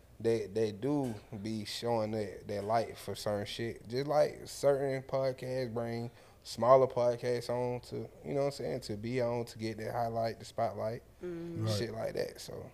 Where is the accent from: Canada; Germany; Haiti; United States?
United States; Baton Rouge, Louisiana; I'm from Louisiana, Baton Rouge.